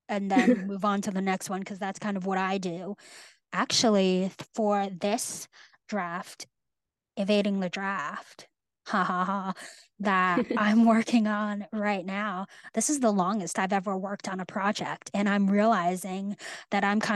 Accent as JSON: {"language": "English", "region": "Northern California", "country": "United States", "tie": "born or raised there", "also_born_or_lived": "New England", "moved": "as an adult", "said": "I grew up in Northern California and I go to school in New England"}